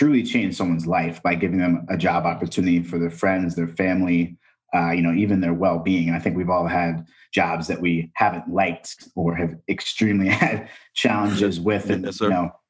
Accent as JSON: {"language": "English", "region": "Texas", "country": "United States", "also_born_or_lived": "East Coast", "moved": "yes"}